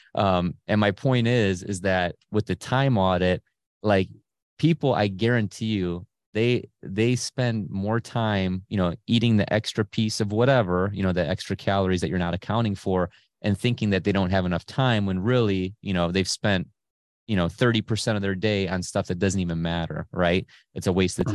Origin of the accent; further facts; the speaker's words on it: Cleveland, Ohio, United States; I was born in Cleveland proper, you know, in the hood